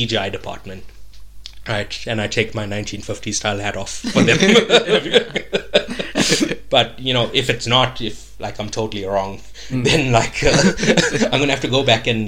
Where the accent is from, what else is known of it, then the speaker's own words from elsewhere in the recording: South Africa; I was in South Africa